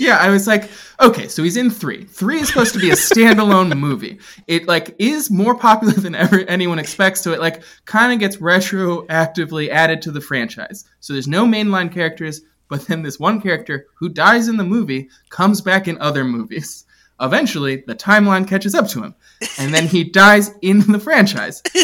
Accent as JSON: {"language": "English", "region": "London", "country": "United Kingdom", "tie": "born or raised there", "moved": "yes", "said": "I was living in England at the time. I grew up in, I grew up in London."}